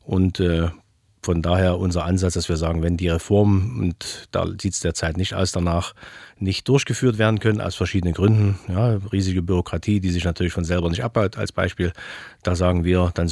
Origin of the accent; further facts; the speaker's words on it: Leipzig, Saxony, Germany; bin ja geborener Leipziger